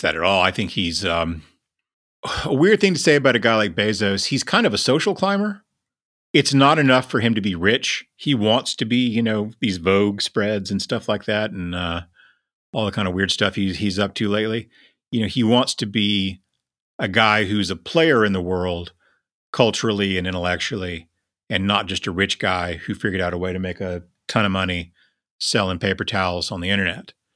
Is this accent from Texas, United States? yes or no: yes; Lubbock, Texas, United States; when I was young, growing up in Lubbock, we had two newspapers